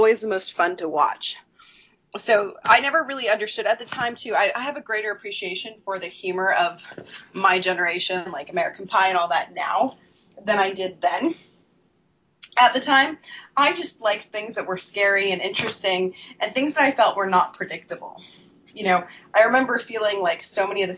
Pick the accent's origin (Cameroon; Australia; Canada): Canada; Owen Sound, Ontario; moved away as an adult; now in United States; growing up in Owen Sound, Ontario